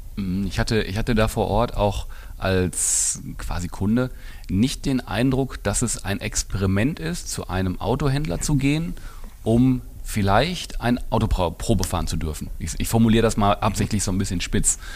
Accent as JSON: {"language": "German", "town": "Essen", "region": "North Rhine-Westphalia", "country": "Germany", "tie": "born or raised there", "said": "für ein Essener Kind wie mich"}